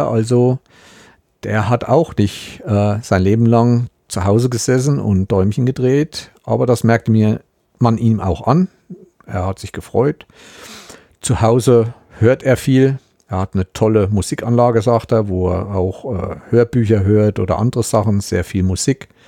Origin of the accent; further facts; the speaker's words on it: Thuringia, Germany; Das sieht aus, man muss sich eigentlich schämen als Thüringer, weil das eigentlich ein Ausflugsberg ist